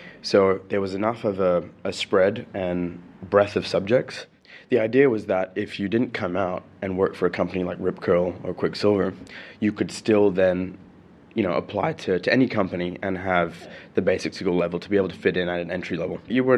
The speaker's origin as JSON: {"language": "English", "region": "Sharjah", "country": "United Arab Emirates", "tie": "born or raised there", "also_born_or_lived": "Brazil", "said": "And I was born in 83 in Sharjah. I think I spent a year here before going back to Brazil. And my parents traveled quite a bit around Europe and the States. And we came back in 92. This country made me."}